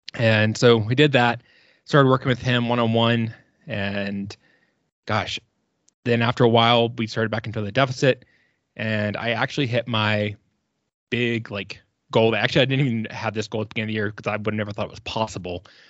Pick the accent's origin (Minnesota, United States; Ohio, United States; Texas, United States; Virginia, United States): Virginia, United States; moved away as an adult; now in Colorado, United States; I am originally from Virginia